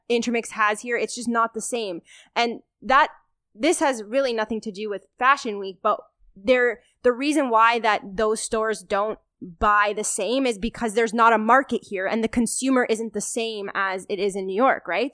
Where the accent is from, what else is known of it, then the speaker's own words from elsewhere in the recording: Toronto, Ontario, Canada; we're both born and raised in Toronto